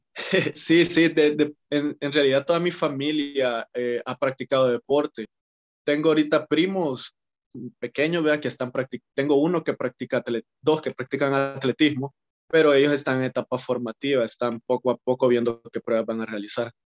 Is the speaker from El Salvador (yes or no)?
yes; El Salvador; como todo salvadoreño que le gusta practicar fútbol